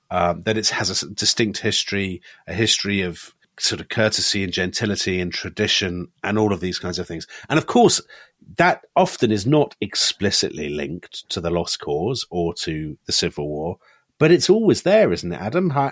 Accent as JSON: {"language": "English", "country": "United Kingdom", "tie": "born or raised there", "said": "I mean, even growing up in Britain in the 1970s, I, I mentioned before about history books showing Confederates as Cavaliers."}